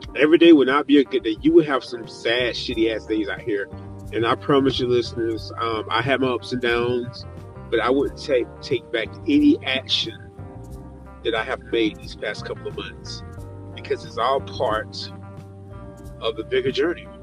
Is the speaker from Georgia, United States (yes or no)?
yes; Georgia, United States; I'm back in my home state of Georgia, and I'm back in Atlanta